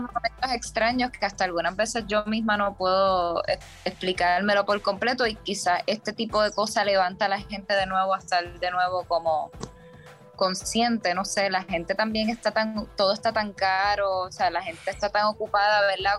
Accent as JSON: {"language": "Spanish", "country": "Puerto Rico", "tie": "born or raised there", "also_born_or_lived": "New York", "moved": "as an adult", "said": "… y yo ambos somos puertorriqueños criados en la isla"}